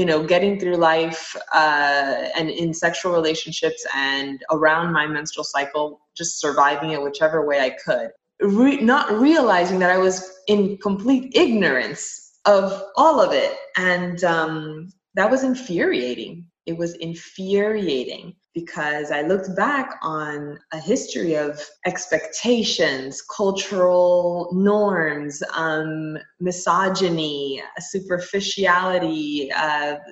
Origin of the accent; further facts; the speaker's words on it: Miami, Florida, United States; I grew up in Miami